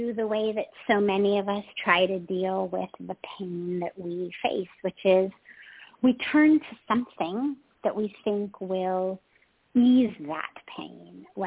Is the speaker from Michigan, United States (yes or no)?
no; Los Angeles, California, United States; moved away as an adult; also born or lived in Himalayas; I grew up in California, where quite literally in Hollywood, in the Hollywood Hills